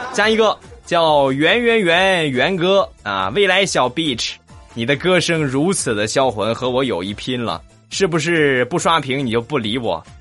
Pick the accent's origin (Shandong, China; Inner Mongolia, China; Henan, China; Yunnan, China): Shandong, China; 我们山东人都是直的